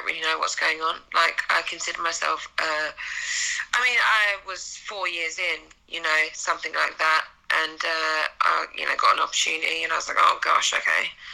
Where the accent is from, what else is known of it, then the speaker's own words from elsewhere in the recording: Essex, East of England, United Kingdom; moved away as an adult; also born or lived in Japan; now in United States; So I'm from Essex, Greater London